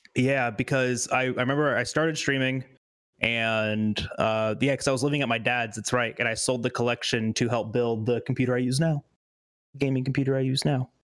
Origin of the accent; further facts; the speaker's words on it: Loxahatchee, Florida, United States; I came from Loxahatchee, which is like where the Hicks live